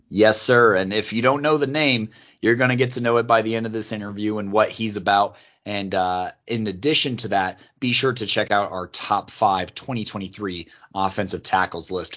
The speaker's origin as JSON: {"language": "English", "region": "Colorado", "country": "United States", "tie": "born or raised there", "said": "I grew up born and raised in Colorado, so I grew up a Denver fan"}